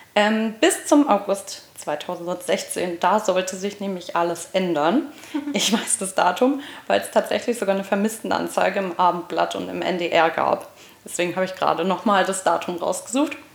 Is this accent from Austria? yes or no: no; Hamburg, Germany; moved away as an adult; now in Giessen, Germany; wir kommen aus Hamburg und ich bin für Studium vor ein paar Jahren nach Gießen gezogen